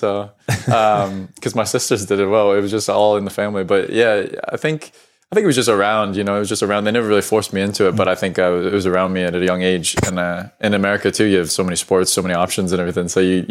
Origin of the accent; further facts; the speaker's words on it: United States; moved away as an adult; also born or lived in England; now in Scotland, United Kingdom; But I think I moved probably only after being 1 year old or so, and then went back to the States. So grew up in the States all my life. So that's really all I know. But it is nice to have a little bit of the UK heritage.